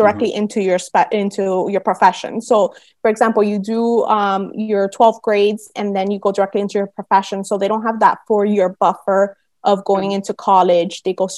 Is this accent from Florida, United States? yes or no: yes; Miami, Florida, United States; also born or lived in Cuba / Boston / Puerto Rico / New Orleans; I spent those first 9 years of my life in Miami